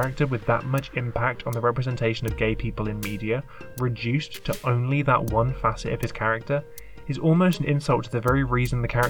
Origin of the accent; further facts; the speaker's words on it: United Kingdom; I am a British man in his late 20s.